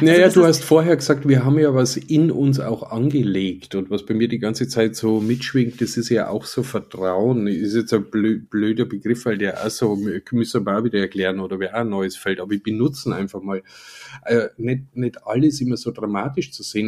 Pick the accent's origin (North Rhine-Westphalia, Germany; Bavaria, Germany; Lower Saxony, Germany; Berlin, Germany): Bavaria, Germany; Upper Palatinate; ich komme ja selber aus der Oberpfalz